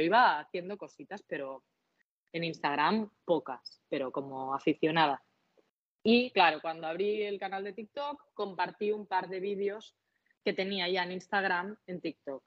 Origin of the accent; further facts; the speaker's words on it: Catalonia, Spain; accent: Catalan; con mi acento, con mi L catalana